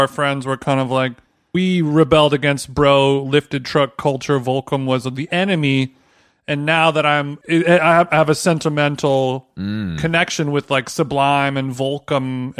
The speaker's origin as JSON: {"language": "English", "town": "Huntington Beach", "region": "California", "country": "United States", "said": "I'm a Cali boy. I'm from OC."}